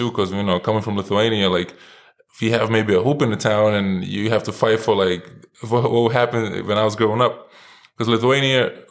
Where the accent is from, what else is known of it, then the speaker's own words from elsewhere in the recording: New York City, New York, United States; moved away as an adult; also born or lived in South Carolina, United States; born and raised in Brooklyn.